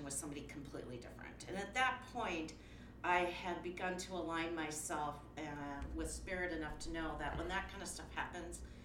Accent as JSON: {"language": "English", "town": "Minneapolis", "region": "Minnesota", "country": "United States", "said": "I am from North Minneapolis, and my first studio was in Robbinsdale"}